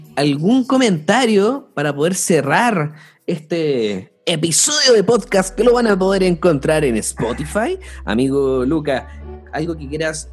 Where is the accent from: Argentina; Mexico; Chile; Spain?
Chile